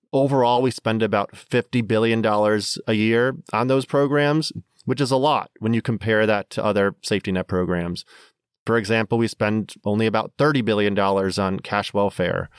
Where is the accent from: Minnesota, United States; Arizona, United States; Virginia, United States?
Minnesota, United States; now in Washington, D.C., United States; growing up in Minnesota